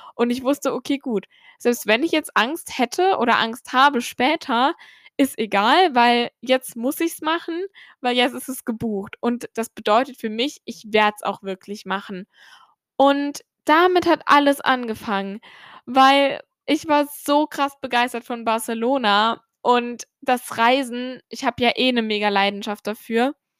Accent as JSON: {"language": "German", "country": "Germany", "tie": "born or raised there", "said": "wie ich aufgewachsen bin in Deutschland"}